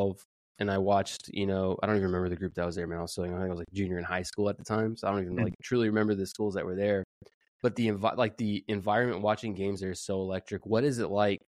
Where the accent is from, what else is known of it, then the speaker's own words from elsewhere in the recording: San Antonio, Texas, United States; I'm from San Antonio